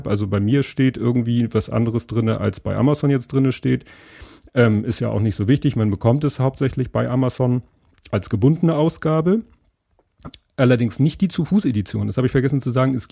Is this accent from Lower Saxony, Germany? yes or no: no; Hamburg, Germany; weil das ist für äh, mich als Hamburger natürlich nochmal besonders spannend.